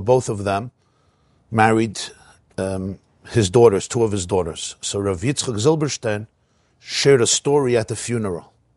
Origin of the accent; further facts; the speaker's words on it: United States; I'm an American boy